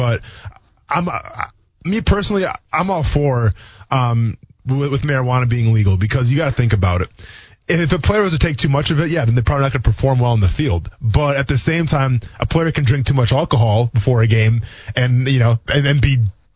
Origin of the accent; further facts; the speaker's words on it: Wisconsin, United States; moved away; I'm from Wisconsin originally